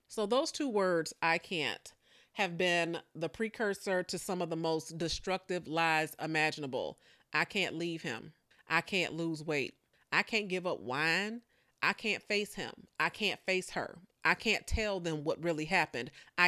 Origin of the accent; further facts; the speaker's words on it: Chicago, Illinois, United States; Now, I am not a Southerner. You know, I'm born and raised primarily in Chicago, but I have been accused of pulling out these country sayings every now and again.